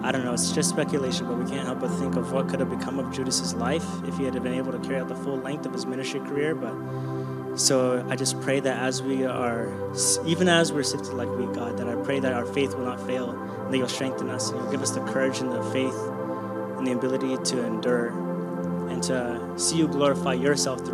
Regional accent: Kenya; I'm Kenyan.

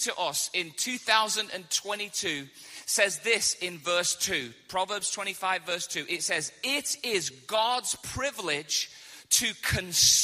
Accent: England, United Kingdom; I came all the way from England, and I'm hoping that I'm speaking slow enough and clear enough for you to understand my accent without a translator

